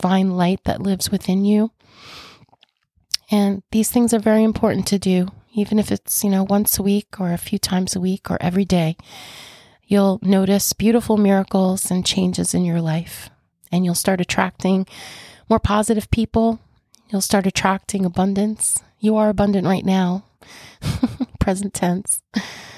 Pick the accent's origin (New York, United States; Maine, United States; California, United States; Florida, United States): New York, United States; Long Island; I'm from New York, so Long Island, actually. So if you're local to me, you know, I do have a holistic spa.